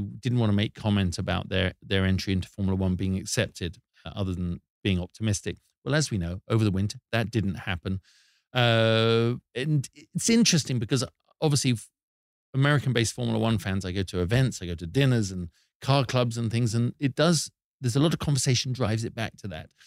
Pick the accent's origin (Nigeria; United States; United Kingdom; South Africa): United Kingdom; here's something we do as British people